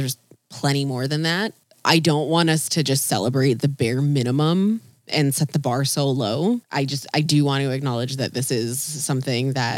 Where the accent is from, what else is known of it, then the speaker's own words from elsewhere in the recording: Fiji; where are you from? And I'm like, Fiji